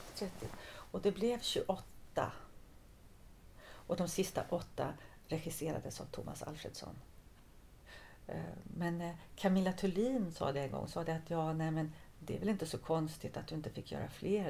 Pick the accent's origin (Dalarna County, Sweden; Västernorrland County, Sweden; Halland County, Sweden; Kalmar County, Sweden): Halland County, Sweden; Halmstad; moved away; also born or lived in France; jag är ju född och uppvuxen i Halmstad